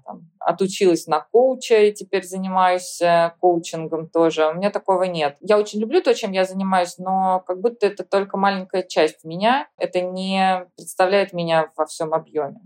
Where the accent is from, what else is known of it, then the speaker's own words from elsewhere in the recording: Tomsk, Tomsk Oblast, Russia; moved away as an adult; now in New York, United States; Я и сама из Томска, из сибирского студенческого города